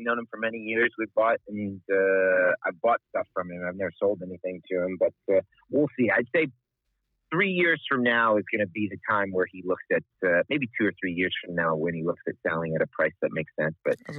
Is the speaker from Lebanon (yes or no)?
yes; Lebanon; moved away as an adult; now in Wichita, United States; I grew up overseas in Lebanon. My parents were missionaries there, and moved to the U.S. at 18.